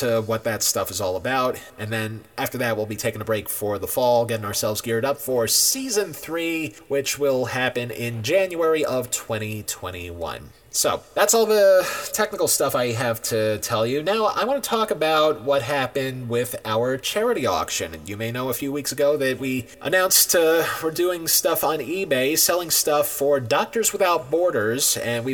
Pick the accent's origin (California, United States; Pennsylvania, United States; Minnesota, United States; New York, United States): New York, United States; I'm born and raised in New York